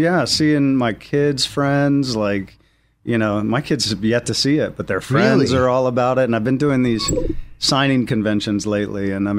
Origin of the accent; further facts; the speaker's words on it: Virginia, United States; I'm from Virginia.